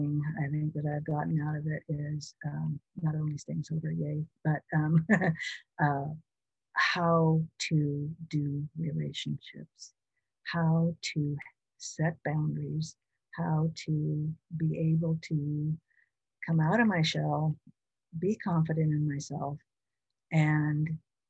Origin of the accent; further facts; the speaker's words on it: Washington, United States; also born or lived in Oregon; move back to my home state of Washington